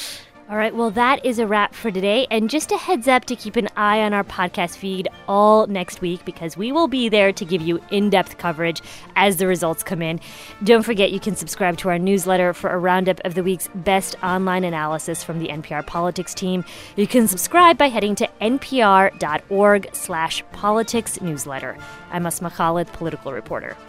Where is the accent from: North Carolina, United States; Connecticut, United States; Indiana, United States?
Indiana, United States; moved away; Indiana, my home state